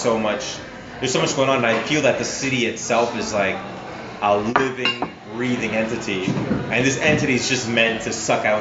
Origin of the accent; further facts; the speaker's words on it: Canada; now in Los Angeles, United States; It's been difficult because as a Canadian, you're so limited on what you can and can't do.